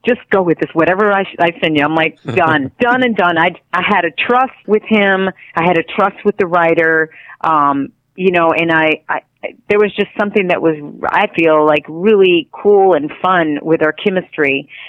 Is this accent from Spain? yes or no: yes; Spain; now in United States; And I came from Spain, and so I was different already. Mm-hmm. And so for me, it was a little tough when I first got here.